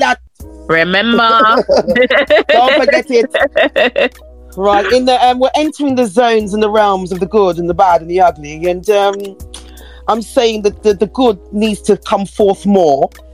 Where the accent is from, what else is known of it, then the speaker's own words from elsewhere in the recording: New York, United States; We're from New York.